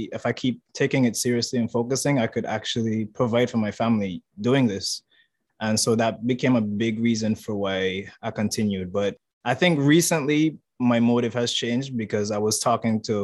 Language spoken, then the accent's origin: English; St. Kitts & Nevis; moved away as an adult; now in Taiwan; I'm from St. Kitts. It's in the Caribbean, Leeward Islands.